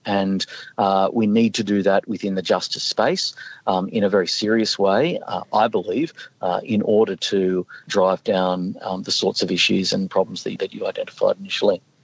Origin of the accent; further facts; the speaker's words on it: Northern Rivers, New South Wales, Australia; I'm from the Northern Rivers.